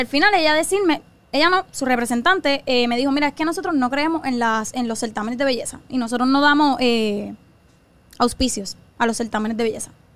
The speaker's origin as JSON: {"language": "Spanish", "town": "Carolina", "country": "Puerto Rico", "tie": "born or raised there", "said": "yo soy nacida y criada de Carolina"}